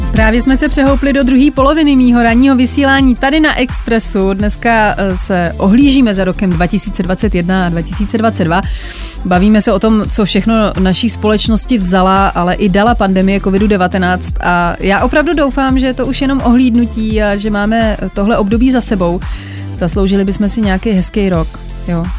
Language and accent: Czech; Bohemia, Czechia; also born or lived in Tokyo; tady u nás v Čechách